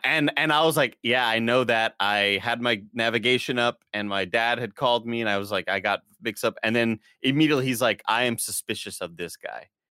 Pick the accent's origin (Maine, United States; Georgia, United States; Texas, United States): Texas, United States; Rio Grande Valley; I was driving down from Austin back home to their R G V